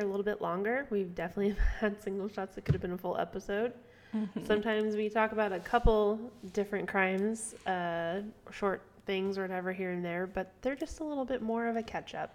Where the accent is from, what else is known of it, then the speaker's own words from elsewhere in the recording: California, United States; now in Florida, United States; I'm still a Californian.